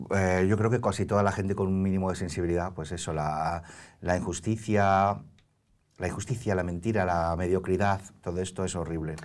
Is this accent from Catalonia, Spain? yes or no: yes; Barcelona, Catalonia, Spain; now in Madrid, Spain; crecí en la Barceloneta de las Ramblas